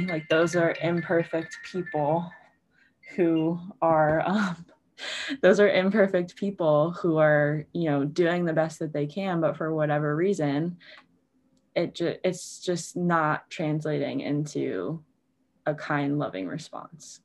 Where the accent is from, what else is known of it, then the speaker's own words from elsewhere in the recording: Baltimore, Maryland, United States; moved away as an adult; also born or lived in Virginia; I grew up in Baltimore, so I'm kind of back in my hometown